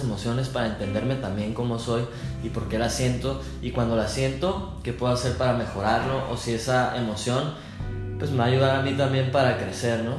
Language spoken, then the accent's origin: Spanish; northern Mexico, Mexico; somos bien norteños, no fronteriza, pero del norte. Los norteños somos como más así broncos